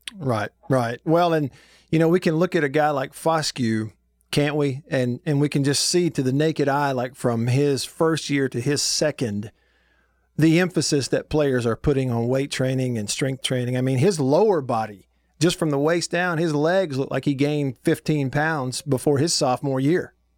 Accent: Alabama, United States; as a kid growing up in Alabama

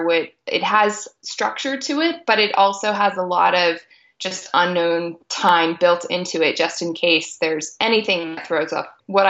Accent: Tampa, Florida, United States; moved away; We grew up in Tampa.

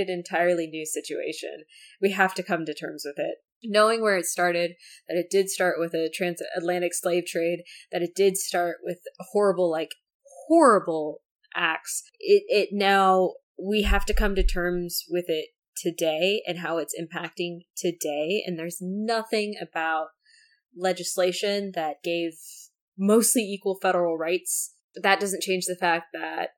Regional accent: United States; I am an American

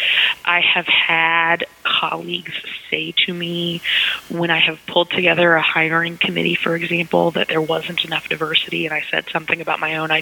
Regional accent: Texas, United States; also born or lived in Oklahoma; I identify as a Southerner. I grew up in Texas and Oklahoma

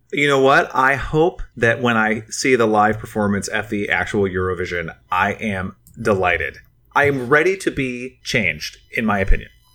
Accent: United States; as an American who didn't leave the country really at this time in my life

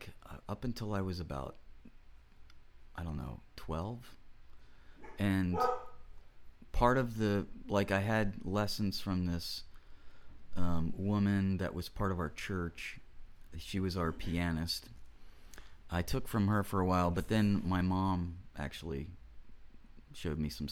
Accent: Florida, United States; also born or lived in Cincinnati, Ohio / Lynchburg, Virginia; And then by the time I was like 3 and a half, I was in Florida. So I grew up here.

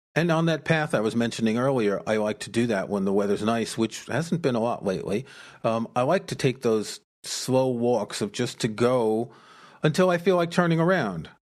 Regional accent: New York City, New York, United States; I grew up in New York City

